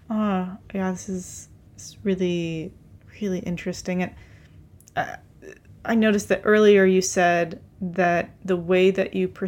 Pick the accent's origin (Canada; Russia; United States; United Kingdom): Russia; also born or lived in Ukraine; So I, you know, I grew up in Russia and Ukraine, and Russia and Ukraine are not known for places that are uh, that there is quite a bit of machismo uh, that happens.